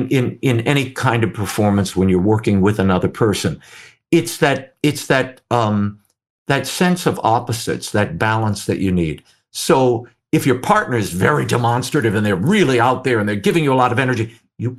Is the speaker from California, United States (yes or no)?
no; New Orleans, Louisiana, United States; I grew up in New Orleans.